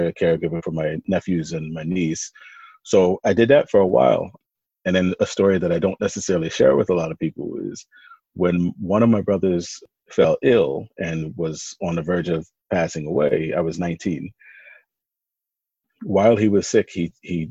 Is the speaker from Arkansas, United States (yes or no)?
no; Philadelphia, Pennsylvania, United States; I was raised in North Philly